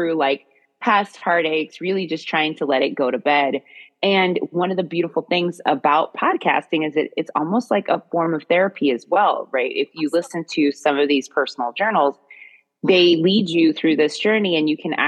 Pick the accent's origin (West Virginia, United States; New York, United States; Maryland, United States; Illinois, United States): Maryland, United States; where I was raised in Maryland